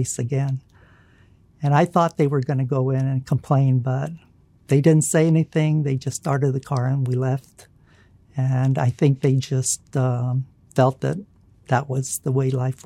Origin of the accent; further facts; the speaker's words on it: Fresno, California, United States; also born or lived in San Diego, California / Sacramento, California; when I was growing up in Fresno